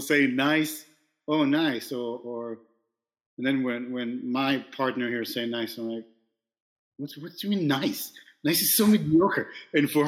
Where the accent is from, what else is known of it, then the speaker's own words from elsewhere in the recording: Israel; now in New York, United States; I was born in New York. And now you tell me, oh, wait a minute. Where were you raised? And I'm like, oh, in Israel.